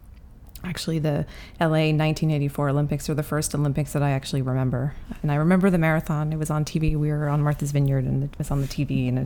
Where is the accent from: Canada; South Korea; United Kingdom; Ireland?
Ireland; I'm Irish.